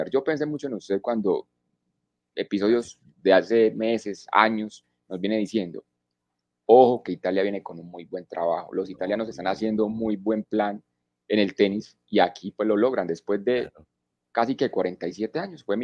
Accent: Colombia; born there; yo, nací en Colombia por cosas de la vida.

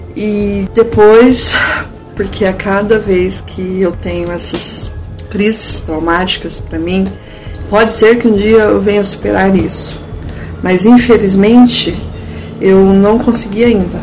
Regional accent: Florestópolis, Paraná, Brazil; eu nasci e cresci em Florestópolis.

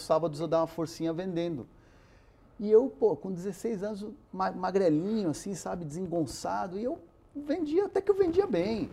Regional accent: São Paulo, Brazil; first language Spanish; Portuguese is a second language; eu sou brasileiro também por acidente, porque eu nasci, eu, a, primeira, a primeira língua que eu aprendi em casa foi o castelhano

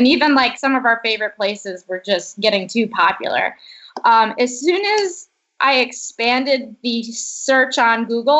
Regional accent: Chicago, Illinois, United States; now in Los Angeles, United States; I'm from Chicago originally. So it's just sweaty constantly in Los Angeles.

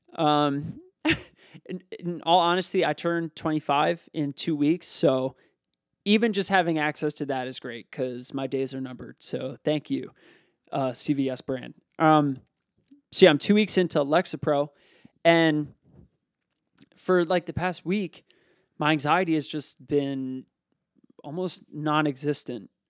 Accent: Lansdale, Pennsylvania, United States; I grew up in Lansdale, Pennsylvania.

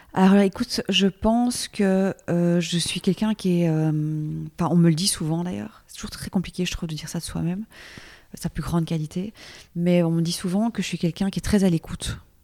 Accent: Belgium; also born or lived in Brussels / Paris; je suis belge, j'habite donc à Bruxelles

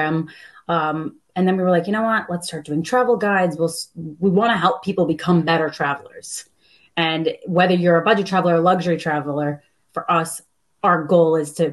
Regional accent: United States; moved away; I'm originally from New York/New Jersey

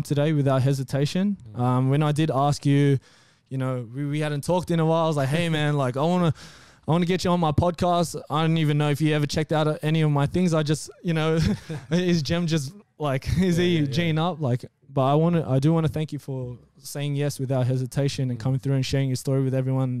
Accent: Blacktown, New South Wales, Australia; I'm from Blacktown

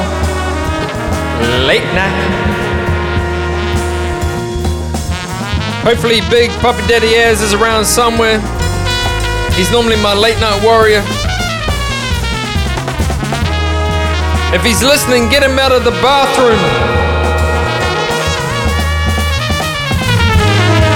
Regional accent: Melbourne, Victoria, Australia; my hometown right now, Melbourne

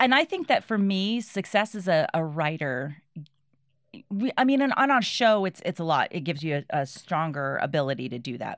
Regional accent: New Bedford, Massachusetts, United States; I was born in New Bedford, Massachusetts

